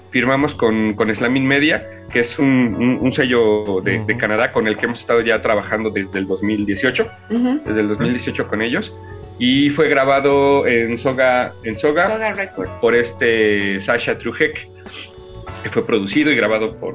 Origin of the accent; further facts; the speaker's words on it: Milpa Alta, Mexico City, Mexico; los que iniciamos somos los que somos de Milpalta